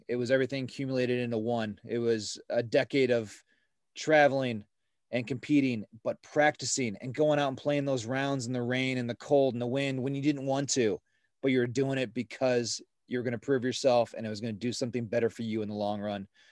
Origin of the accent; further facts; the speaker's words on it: Ohio, United States; growing up in Ohio, we, uh, we started playing at a, at a smaller course just south of Cleveland, um, in Medina, Ohio